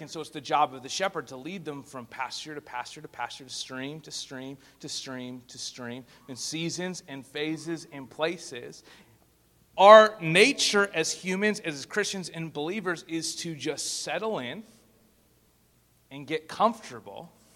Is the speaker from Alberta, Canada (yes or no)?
yes; Spruce Grove, Alberta, Canada; I'm from Spruce Grove, Alberta, which is just 15 minutes outside of uh, Edmonton